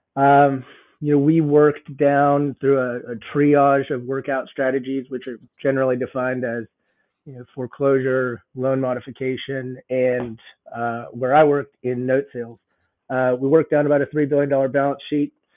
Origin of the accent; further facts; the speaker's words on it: Boulder, Colorado, United States; moved away as an adult; also born or lived in Southern California / Nashville; I'm actually born and raised in Boulder, so didn't go far from home